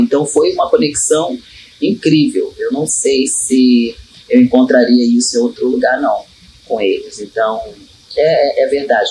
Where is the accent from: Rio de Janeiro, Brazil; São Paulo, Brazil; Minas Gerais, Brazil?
Rio de Janeiro, Brazil; Baixada Fluminense; Eu sou nascida e criada na Baixada Fluminense